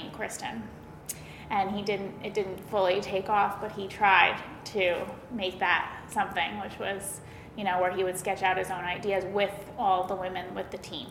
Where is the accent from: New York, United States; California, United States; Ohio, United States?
New York, United States; Westchester County; moved away as an adult; now in Connecticut, United States; I grew up in Westchester County